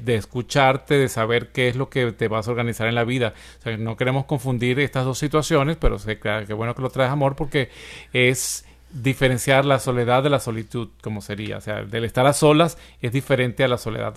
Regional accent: Venezuela; moved away; en mi país, Venezuela

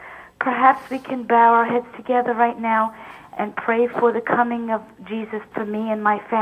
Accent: New Jersey, United States; I'm from New Jersey.

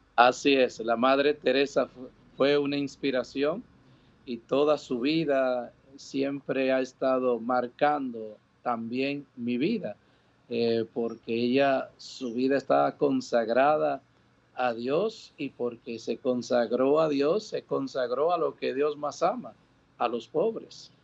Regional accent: Dominican Republic; born or raised there; moved away; also born or lived in New York, United States / Puerto Rico

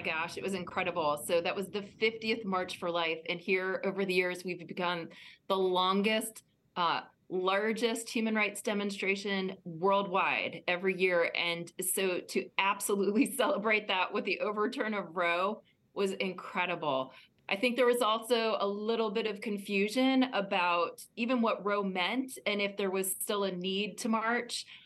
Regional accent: Virginia, United States; Virginia, my home state

